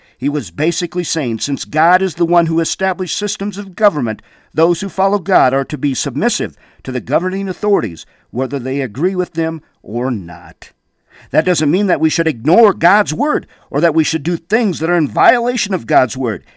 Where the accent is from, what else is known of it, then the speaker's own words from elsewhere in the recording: Windom, Minnesota, United States; I remember being a young man there in Wyndham, Minnesota, growing up